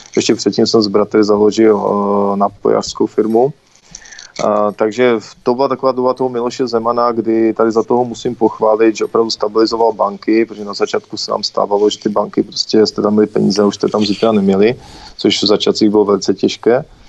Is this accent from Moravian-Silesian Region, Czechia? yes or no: yes; Karviná, Moravian-Silesian Region, Czechia; já jsem z Karviné